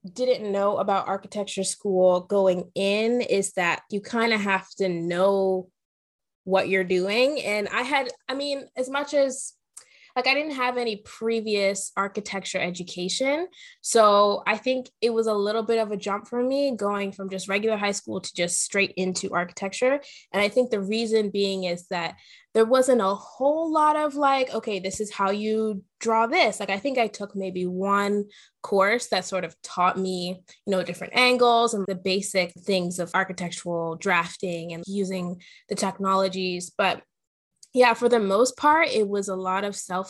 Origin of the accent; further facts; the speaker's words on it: Bermuda; moved away as an adult; also born or lived in Canada; now in Toronto, Canada; So I was born in Canada, but I grew up in Bermuda.